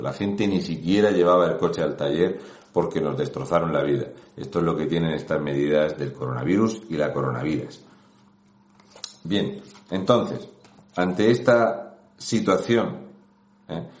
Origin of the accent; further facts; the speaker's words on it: Region of Murcia, Spain; un murciano encabronado